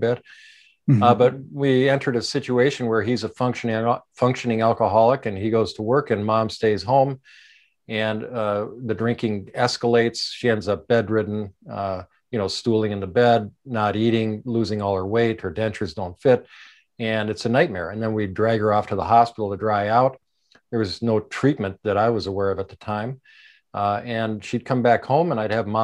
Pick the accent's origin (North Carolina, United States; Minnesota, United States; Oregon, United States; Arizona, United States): Minnesota, United States; Minneapolis; I grew up in Minneapolis